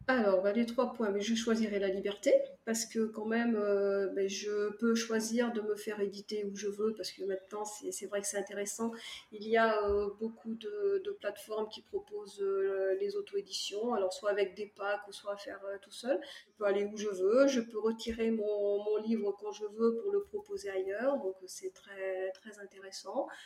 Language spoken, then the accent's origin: French; Cognac, Nouvelle-Aquitaine, France; moved away as an adult; now in Provence, France; je suis née à Cognac, en Charente. Puis, ben, euh, par nécessité professionnelle, j'ai émigré euh, en Provence il y a ben, plus de 20 ans maintenant